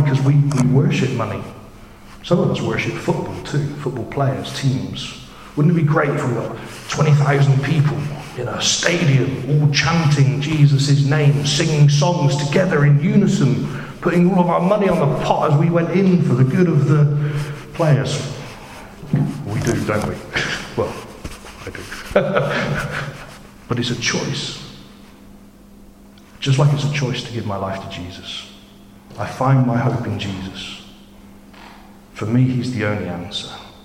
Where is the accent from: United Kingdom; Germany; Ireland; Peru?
United Kingdom; I'm British